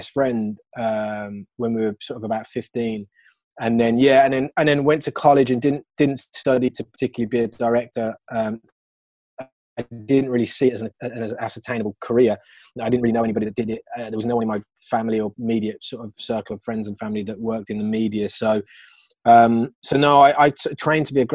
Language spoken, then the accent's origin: English; Birmingham, West Midlands, United Kingdom; moved away; I'm from Birmingham. So when I came out, I went back to Birmingham